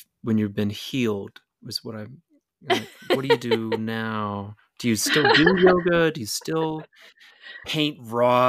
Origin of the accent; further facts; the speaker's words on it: Slidell, Louisiana, United States; I grew up in Slidell, which is quite near Hammond